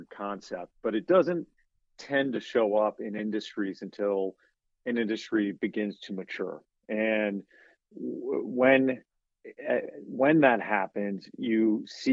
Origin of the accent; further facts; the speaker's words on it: United States; I'm from a really small community in Western Virginia